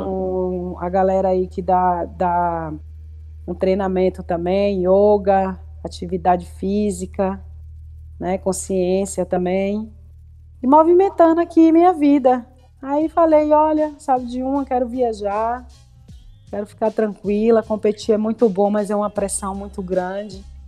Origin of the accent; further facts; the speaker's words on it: Bahia, Brazil; a gente é daqui da, do Nordeste, né, da Bahia, do Nordeste